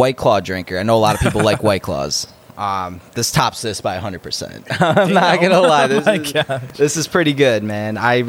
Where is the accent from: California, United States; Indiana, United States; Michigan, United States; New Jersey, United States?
Michigan, United States; Livonia; So I'm from Livonia.